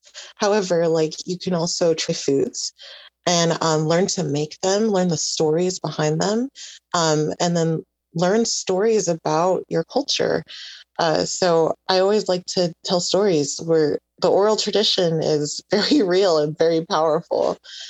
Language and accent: English; Honduras; And I mean, I'm indigenous from Honduras.